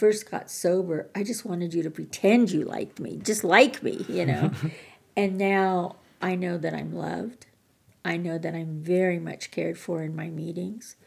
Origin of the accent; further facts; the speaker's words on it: Montana, United States; I'm from Montana, and being here in Colorado